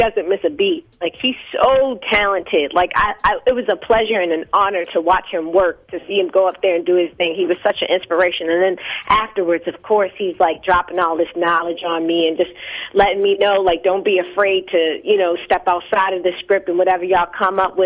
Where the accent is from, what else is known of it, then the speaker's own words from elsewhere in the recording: Baltimore, Maryland, United States; now in Los Angeles, United States; being from Baltimore